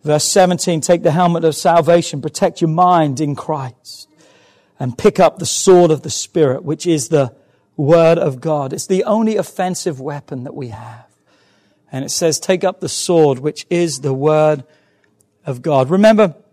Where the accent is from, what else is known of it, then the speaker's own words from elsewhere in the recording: England, United Kingdom; I'm English